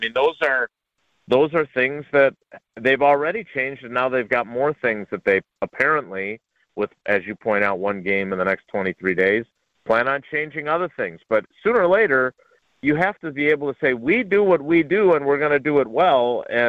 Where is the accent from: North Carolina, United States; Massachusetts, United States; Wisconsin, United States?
Wisconsin, United States; Milwaukee; I grew up in Milwaukee.